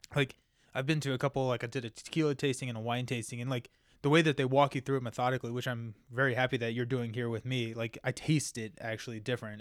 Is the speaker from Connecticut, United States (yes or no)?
no; Kentucky, United States; I'm from Kentucky